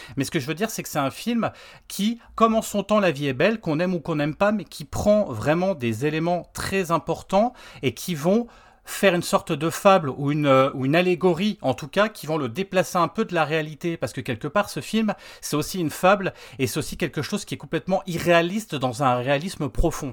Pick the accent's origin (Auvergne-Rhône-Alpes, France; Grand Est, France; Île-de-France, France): Grand Est, France; Lorraine; on est Lorrain